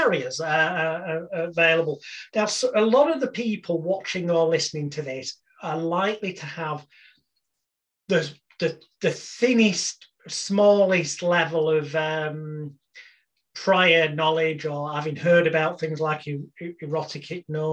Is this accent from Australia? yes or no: no; United Kingdom; the British bad boy of hypnosis